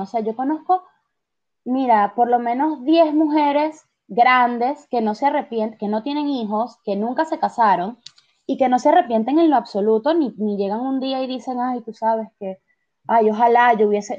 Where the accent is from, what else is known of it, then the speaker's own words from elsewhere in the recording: Venezuela; now in Argentina; nosotros tenemos estas tradiciones como, sabes, venezolanos que, son mis padres